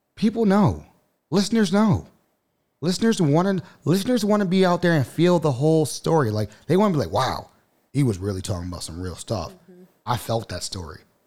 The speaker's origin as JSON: {"language": "English", "town": "Baltimore", "region": "Maryland", "country": "United States", "tie": "born or raised there", "also_born_or_lived": "Texas", "moved": "as an adult", "said": "I grew up in Baltimore"}